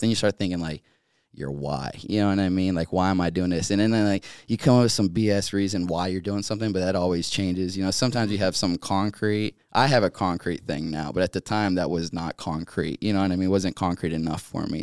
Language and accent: English; Eastern North Carolina, United States; also born or lived in Chesapeake, Virginia; I ended up growing up in North Carolina, though, Eastern North Carolina